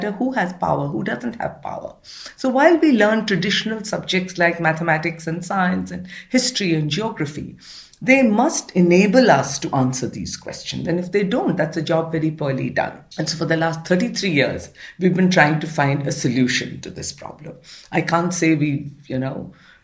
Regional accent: Pune, Maharashtra, India; I was raised in Pune, which is on the western part of India, in a middle-class household.

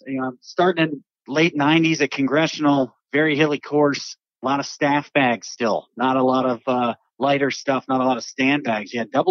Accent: District of Columbia, United States; and I grew up near Washington, followed the Capitals real closely.

